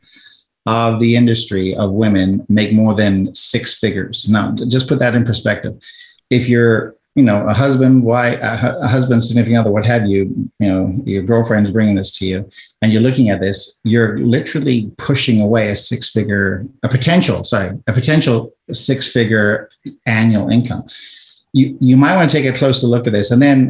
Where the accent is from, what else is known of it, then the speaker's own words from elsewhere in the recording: South Africa; now in United States; I'm an immigrant from South Africa. When we emigrated here to the United States and we left during apartheid in South Africa